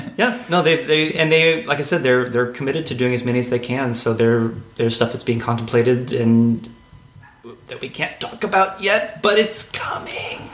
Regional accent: San Angelo, Texas, United States; also born or lived in Denton, Texas; I grew up in Texas, actually, in a small town uh, called San Angelo in okay. West Texas

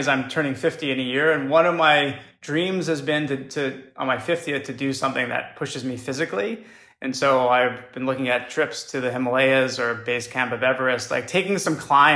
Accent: New York City, New York, United States; moved away as an adult; also born or lived in California; I grew up in Brooklyn before Brooklyn was hipster and cool

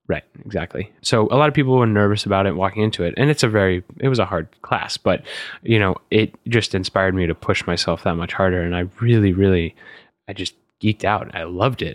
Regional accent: College Station, Texas, United States; now in New York, United States; I grew up in College Station, Texas

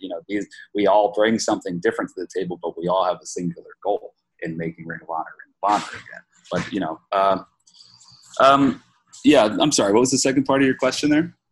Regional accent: New York City, New York, United States; as a New Yorker

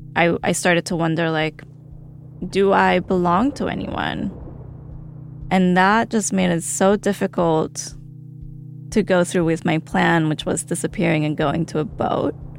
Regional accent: Colombia; moved away; also born or lived in Chicago; I grew up in fear living in Colombia

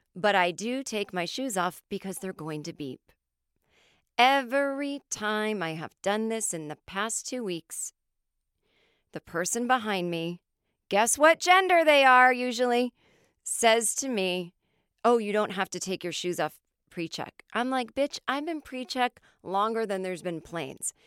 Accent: Los Angeles, California, United States; accent: American; also born or lived in New York; my hometown of L

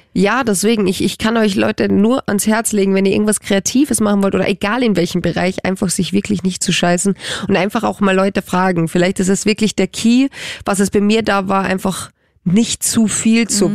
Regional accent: Carinthia, Austria; now in Germany; meine Familie ist mir super wichtig und die kommen komme ja aus Kärnten und ähm, ich bin ja Kärntnerin

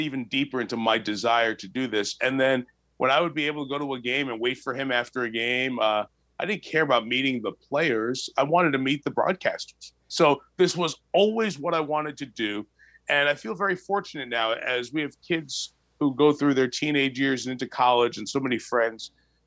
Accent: New York, United States; growing up in New York and watching Marv Albert do the local sports on WNBC-TV

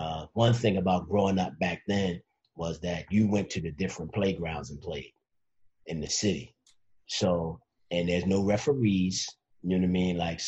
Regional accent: Philadelphia, Pennsylvania, United States; born or raised there

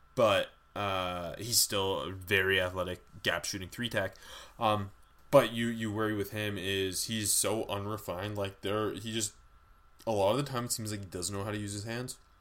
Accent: Canada; we are Canadian

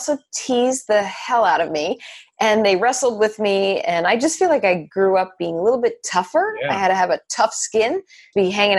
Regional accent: New Jersey, United States; So I've always been in New Jersey, born and raised.

